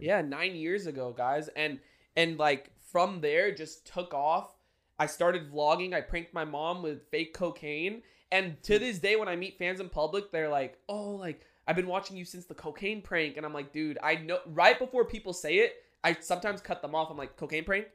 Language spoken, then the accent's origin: English; San Diego, California, United States; we lived in San Diego, Maramesa